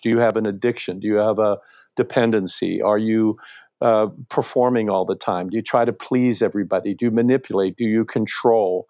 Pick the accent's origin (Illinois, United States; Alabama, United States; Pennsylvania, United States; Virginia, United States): Pennsylvania, United States; Western; I grew up in Western Pennsylvania, in a little town